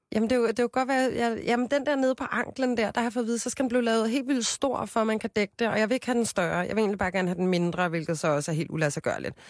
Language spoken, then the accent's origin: Danish; Copenhagen, Capital Region of Denmark, Denmark; also born or lived in Amager; jeg er fra Christianshavn, og folk siger fra Amager, så jeg er 27 år fra Amager